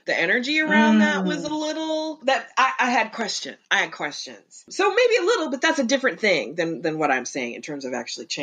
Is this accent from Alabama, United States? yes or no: no; Kansas, United States; I'm from Kansas.